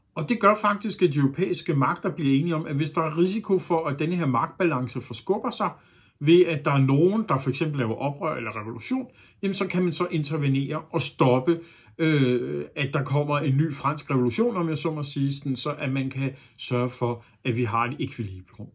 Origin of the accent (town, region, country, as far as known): Denmark